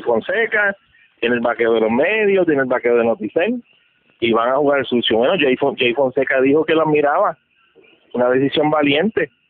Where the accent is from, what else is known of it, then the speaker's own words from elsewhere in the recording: San Juan, Puerto Rico; yo soy un sanjuanero.